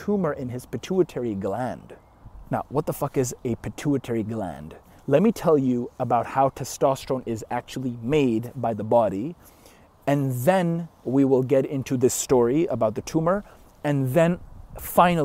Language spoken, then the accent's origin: English; Canada; I'm Canadian.